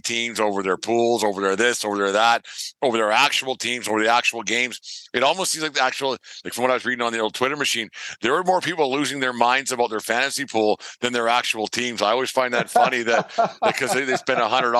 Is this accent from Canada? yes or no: yes; Alberta, Canada; I'm from Alberta.